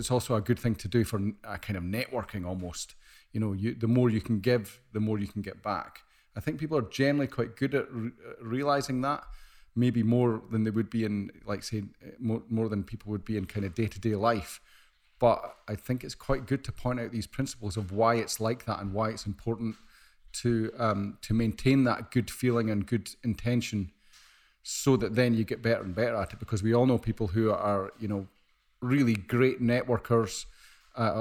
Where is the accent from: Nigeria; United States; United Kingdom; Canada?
United Kingdom; Scotland; I'm Scottish.